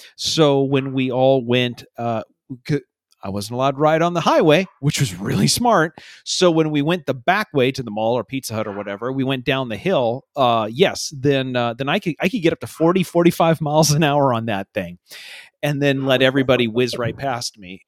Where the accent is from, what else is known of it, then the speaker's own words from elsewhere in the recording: Iowa Falls, Iowa, United States; growing up in Iowa Falls in the late eighties